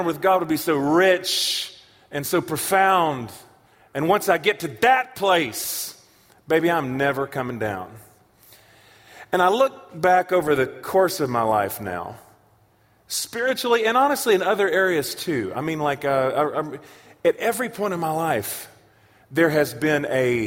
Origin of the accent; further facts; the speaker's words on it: Charlotte, North Carolina, United States; now in Tulsa, United States; I am from Charlotte, North Carolina, where Reverend Billy Graham is from